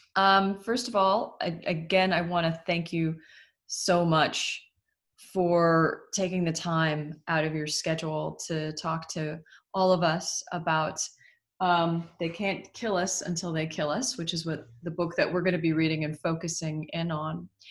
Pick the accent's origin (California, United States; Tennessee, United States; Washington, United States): Washington, United States; Seattle; I grew up in Seattle.